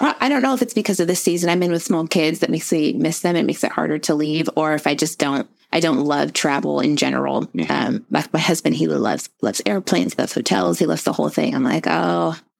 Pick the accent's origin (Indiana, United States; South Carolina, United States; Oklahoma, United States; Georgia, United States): Indiana, United States; I'm from the Midwest.